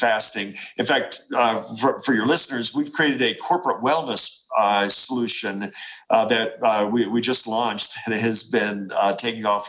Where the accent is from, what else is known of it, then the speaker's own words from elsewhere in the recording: Appalachia, United States; I come from Appalachia